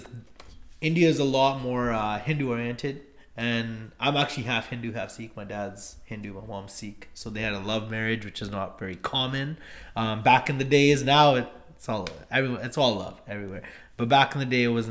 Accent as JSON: {"language": "English", "town": "Surrey", "region": "British Columbia", "country": "Canada", "tie": "born or raised there", "also_born_or_lived": "Vancouver / Richmond", "said": "I was actually born in Vancouver, but as a lot of Indo-Canadians, I was raised in Surrey. Surrey and Richmond, actually, because I was raised a lot in Richmond because of my grandparents"}